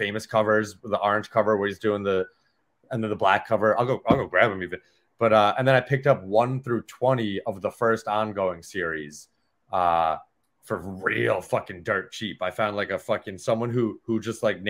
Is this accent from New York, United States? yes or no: yes; Bayport, New York, United States; also born or lived in Lindenhurst, New York / Sayville, New York; I grew up in Bayport until I was 10. Then I moved to Lindenhurst for like 6 months. No, 10, 11, whatever it was. And then I moved to Sable when I was like 12